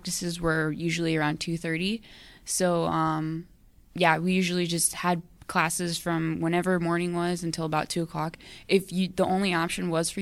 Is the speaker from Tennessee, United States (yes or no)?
no; Arizona, United States; moved away as an adult; I'm from Arizona, so I came 1,200 miles away